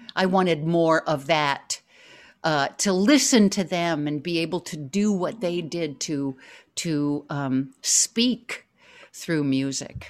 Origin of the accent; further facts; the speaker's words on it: New York, United States; the New Yorker I am